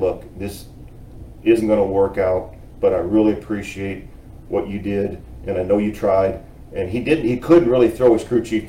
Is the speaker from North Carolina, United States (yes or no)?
no; Elgin, Illinois, United States; Originally from Elgin, Illinois, which is a town about 40 miles west of Chicago.